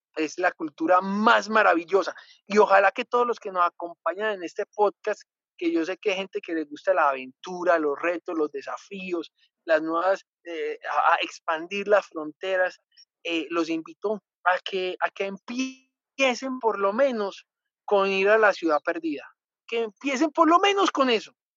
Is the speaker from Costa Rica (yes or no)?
no; Colombia; yo vengo de Colombia